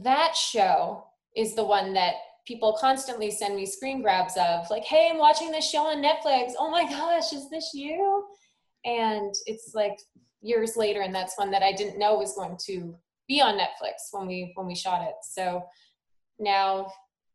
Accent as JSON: {"language": "English", "town": "Sault Ste. Marie", "region": "Ontario", "country": "Canada", "also_born_or_lived": "Toronto", "said": "I'm from Sault Ste. Marie."}